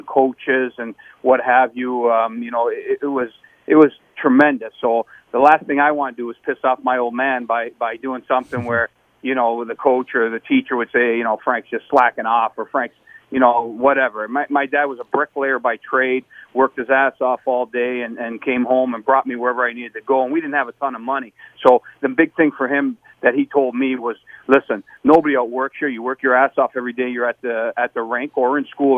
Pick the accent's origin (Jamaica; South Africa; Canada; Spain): Canada; Niagara Falls, Ontario; growing up in Ontario